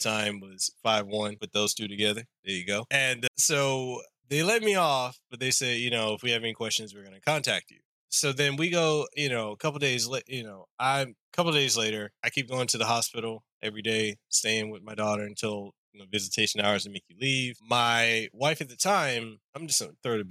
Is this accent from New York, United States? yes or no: no; Hawaii, United States; I'm local. I am Hawaiian, Samoan, Tongan, as well as black and Italian